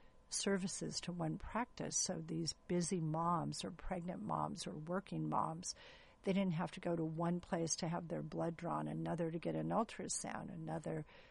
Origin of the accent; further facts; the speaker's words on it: San Gabriel Valley, California, United States; moved away as an adult; now in Orange County, United States; I was raised in the San Gabriel Valley, went to USC straight through